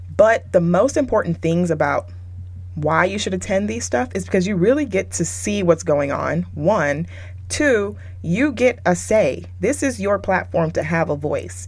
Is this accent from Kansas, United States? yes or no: no; Texas, United States; moved away as an adult; now in California, United States; I currently live in Cali, but I was raised and my my career started in Texas